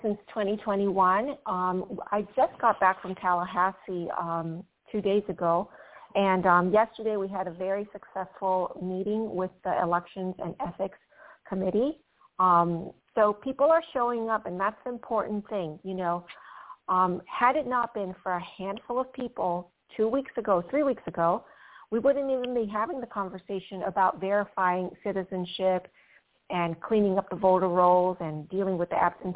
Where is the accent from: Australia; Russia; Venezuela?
Venezuela; also born or lived in Panama; now in United States; I was born in Panama and I was raised in Venezuela.